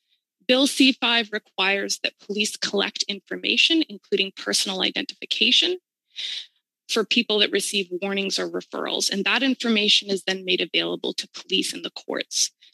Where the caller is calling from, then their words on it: Vancouver, British Columbia, Canada; I'm joining you from Vancouver, BC, on the stolen lands of the Musqueam, Squamish, and Tsleil-Waututh Nations.